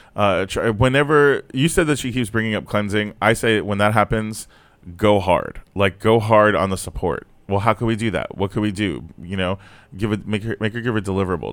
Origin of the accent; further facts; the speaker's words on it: Fort Lauderdale, Florida, United States; also born or lived in Brooklyn, New York; I grew up in Florida